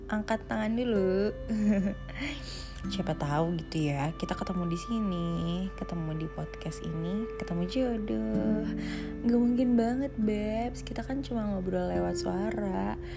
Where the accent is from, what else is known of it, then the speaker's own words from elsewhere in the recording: Bekasi, West Java, Indonesia; now in Bandung, Indonesia; sebenarnya beti-beti sih aku dari Bekasi terus ke Bandung gitu ya terus ketemu juga dengan Dilannya aku gitu